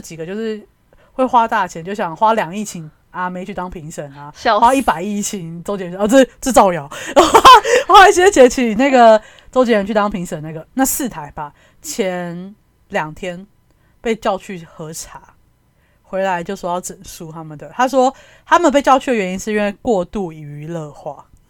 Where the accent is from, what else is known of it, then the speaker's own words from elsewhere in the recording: Taiwan; 你身为台湾人